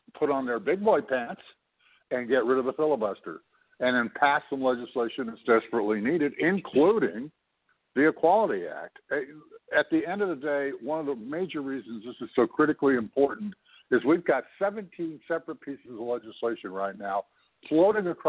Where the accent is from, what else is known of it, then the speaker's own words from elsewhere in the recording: Canada; I'm not an American. I'm a Canadian.